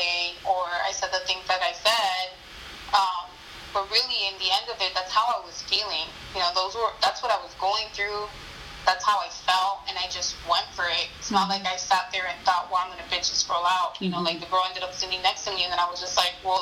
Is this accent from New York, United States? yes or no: no; Miami, Florida, United States; I came from Miami